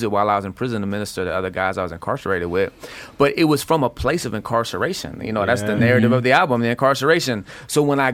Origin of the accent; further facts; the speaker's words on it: Florida, United States; also born or lived in Houston, Texas; I was raised in Florida, so yeah. I'm forever Florida